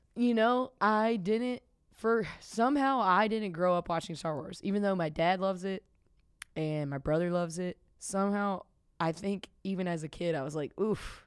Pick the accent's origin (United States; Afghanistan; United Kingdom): United States; the South; moved away as an adult; now in Chicago, United States; I grew up in the South